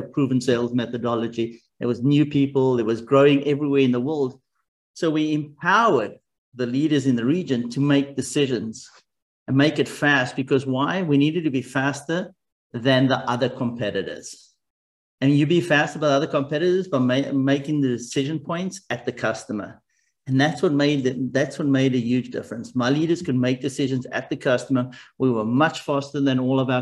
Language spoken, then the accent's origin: English; South Africa; moved away; also born or lived in Japan / Germany / United States; I grew up in South Africa